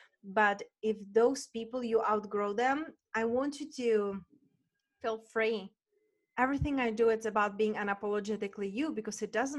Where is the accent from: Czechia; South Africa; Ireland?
Czechia; Moravia; moved away; I'm from Moravia, from Czech Republic, and their wineries everywhere